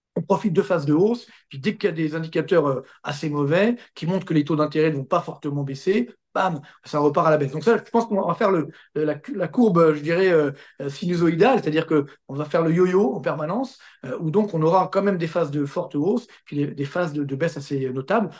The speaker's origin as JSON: {"language": "French", "country": "France", "said": "Chez nous, en France"}